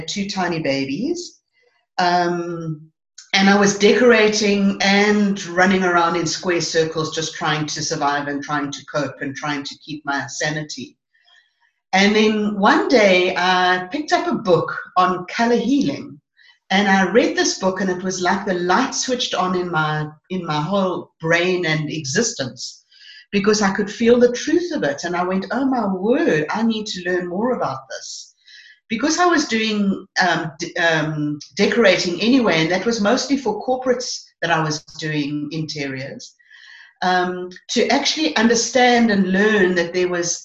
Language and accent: English; Johannesburg, Gauteng, South Africa; moved away as an adult; also born or lived in White River; People didn't really accept me because I was from Joburg